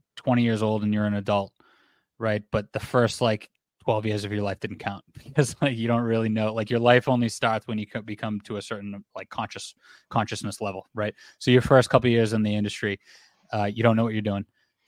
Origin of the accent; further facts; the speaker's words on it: Abington, Massachusetts, United States; also born or lived in Brockton, Massachusetts; I'm South Shore. I went to high school in Brockton. I grew up in Abington